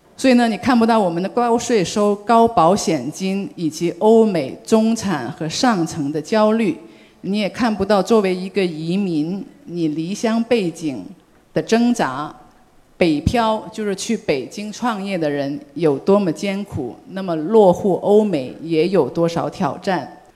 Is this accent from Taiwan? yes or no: no; Guangzhou, Guangdong, China; moved away as an adult; now in Germany; 因为我作为是广州人，所以呢，我的亲人很多都是在美国东部，或者是在美国西部